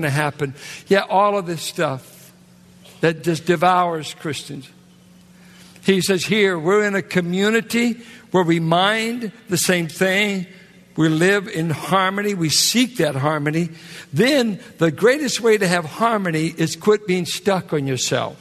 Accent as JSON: {"language": "English", "town": "Richmond", "region": "California", "country": "United States", "said": "I'm from Richmond, California"}